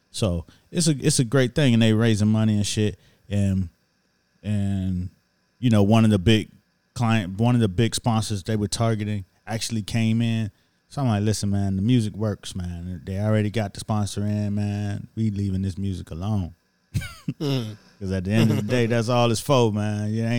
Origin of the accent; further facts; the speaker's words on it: Miami, Florida, United States; But I'm from Miami, and I go for too cold than anything.